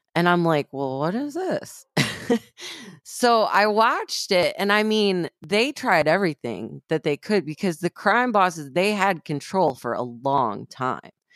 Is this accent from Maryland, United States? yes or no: no; Flint, Michigan, United States; I grew up in Flint, Michigan